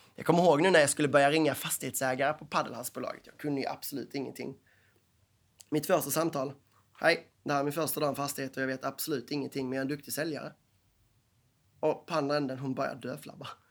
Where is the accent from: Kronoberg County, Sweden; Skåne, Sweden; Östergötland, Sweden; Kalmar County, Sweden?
Skåne, Sweden; Stockholmarna ser ner på skåningarna. Ofta för vi är danskar.